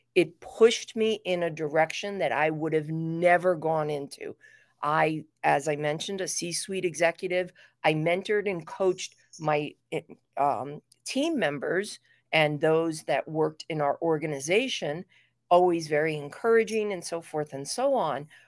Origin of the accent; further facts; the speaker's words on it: New York City, New York, United States; I was, uh, raised in New York City